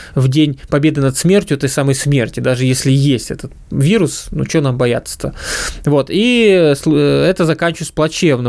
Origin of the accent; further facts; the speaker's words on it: Ukraine; moved away; я родился и вырос на Украине